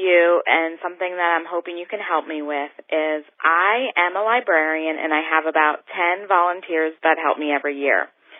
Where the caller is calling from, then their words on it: Reading, Pennsylvania, United States; I'm from Reading, Pennsylvania.